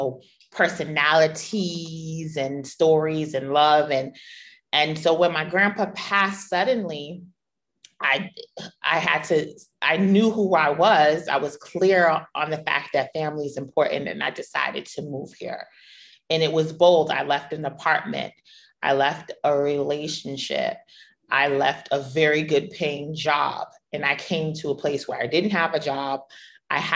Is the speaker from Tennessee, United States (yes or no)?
no; New York, United States; moved away as an adult; being a New Yorker